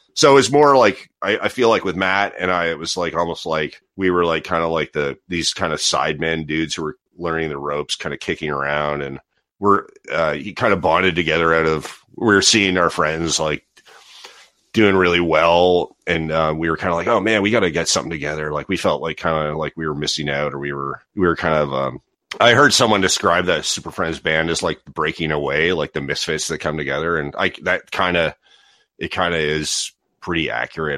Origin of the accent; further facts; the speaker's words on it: Toronto, Ontario, Canada; moved away as an adult; also born or lived in Halifax, Nova Scotia; growing up in Ontario